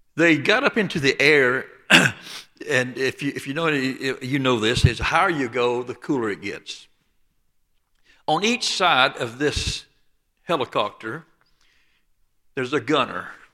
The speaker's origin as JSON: {"language": "English", "town": "Dothan", "region": "Alabama", "country": "United States", "tie": "born or raised there", "accent": "Lower Alabama", "said": "I was born and raised just south of Dothan, Alabama, on the Florida state line"}